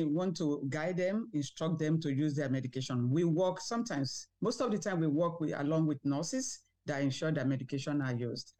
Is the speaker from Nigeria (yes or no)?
yes; Nigeria; moved away as an adult; now in Winnipeg, Canada; I'm actually from Nigeria. I immigrated to Canada with my husband and two children in 2011.